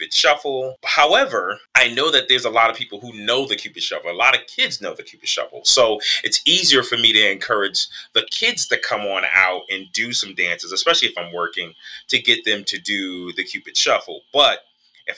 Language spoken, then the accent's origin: English; Stamford, Connecticut, United States; moved away as an adult; now in Baltimore, United States; Originally born and raised in Connecticut. Stamford, Connecticut, to be exact